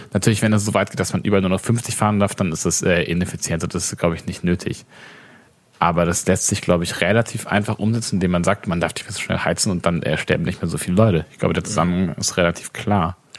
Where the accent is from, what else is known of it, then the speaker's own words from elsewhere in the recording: Baden-Württemberg, Germany; in Baden-Württemberg, da wo ich herkomme